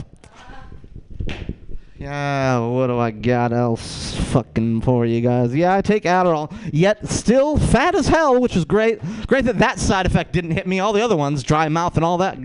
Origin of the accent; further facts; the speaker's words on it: Rochester, New York, United States; I'm from Rochester, New York